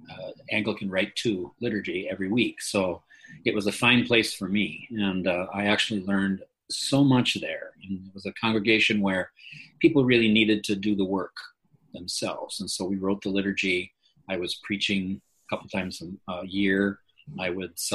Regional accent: Minneapolis, Minnesota, United States; We're from Minneapolis, Minnesota, in the U.S.

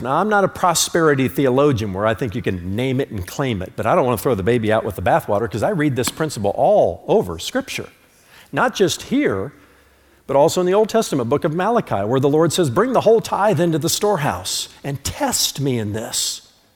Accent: United States; I'm an American

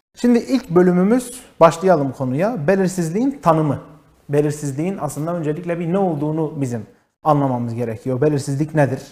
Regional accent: Diyarbakır, Diyarbakır Province, Turkey; also born or lived in Antalya / Istanbul; Diyarbakır'da doğdum. Kütük Bağlar'a kayıtlı. Ee, ilk orta ve lise öğrenimimi burada bitirdim.

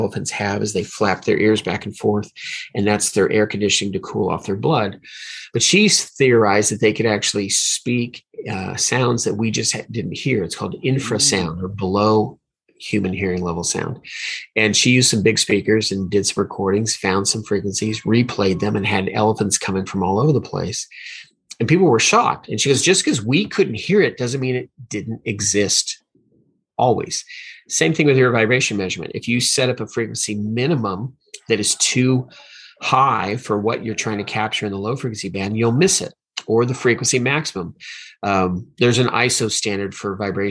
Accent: Hawaii, United States; I was born in Hawaii, so I learned a lot about volcanoes when I was a kid

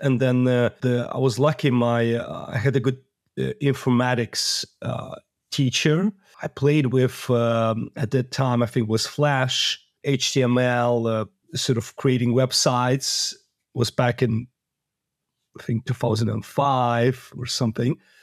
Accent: Moldova; I was born in Moldova

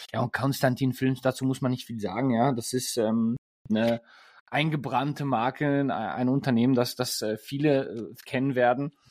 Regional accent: Germany; als Deutscher, ich bin ja, ähm, wie man schon in den, oder wenn, wenn ihr uns zugehört habt oder wenn ihr uns schon länger verfolgt, ähm, bin ich des Öfteren mal, ähm, als ich noch in Deutschland gewohnt habe, in Österreich ähm, zum Skifahren unterwegs gewesen.

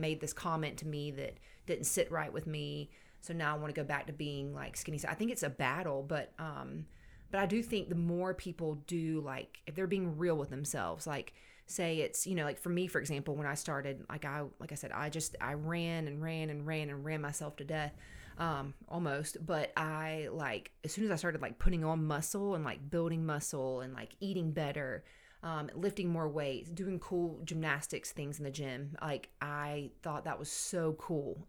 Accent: Savannah, Georgia, United States; moved away as an adult; now in Anderson, United States; I grew up in Savannah, Georgia

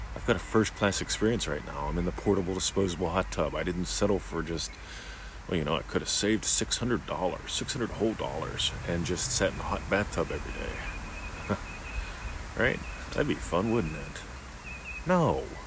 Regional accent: Australia; also born or lived in Eltham, Victoria; I'm an Australian. I live in the state of Victoria, with Victoria, in a little suburb called Eltham

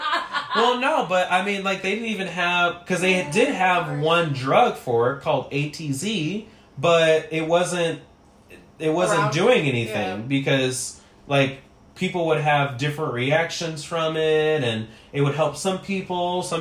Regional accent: Chicago, Illinois, United States; moved away; also born or lived in Tennessee; I'm originally from Chicago.

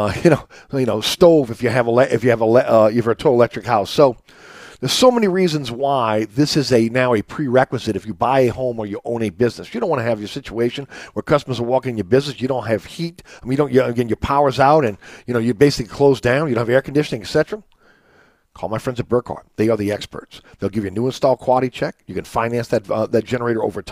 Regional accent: New Orleans, Louisiana, United States; growing up in uptown New Orleans

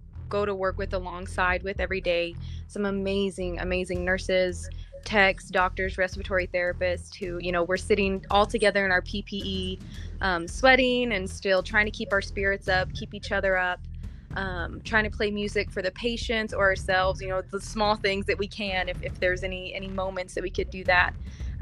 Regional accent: Texas, United States; now in New Mexico, United States; Texas is my home state, and so to kind of try and help out my home community

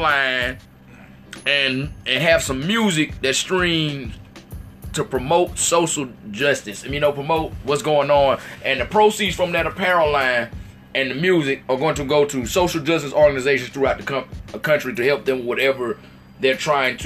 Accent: Saints country, Louisiana, United States; moved away; also born or lived in Atlanta, Georgia; I'm from Saints country

